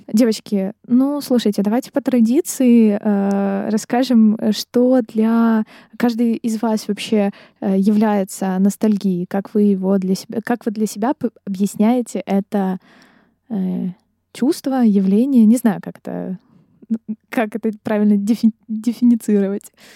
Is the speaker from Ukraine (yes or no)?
yes; Dnipro, Dnipropetrovsk Oblast, Ukraine; now in Kyiv, Ukraine; я из Днепра